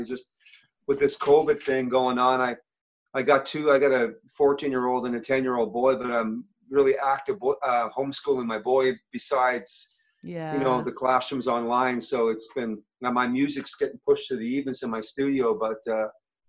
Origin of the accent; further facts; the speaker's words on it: Cape Breton, Nova Scotia, Canada; moved away as an adult; also born or lived in Edmonton, Alberta; now in Alberta, Canada; I grew up in Cape Breton, Nova Scotia. Left home probably 18, 19 when I was touring and stuff like that.